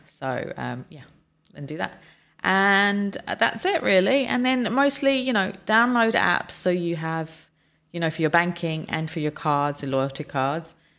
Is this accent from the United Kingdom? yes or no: yes; United Kingdom; moved away; my home country is the U K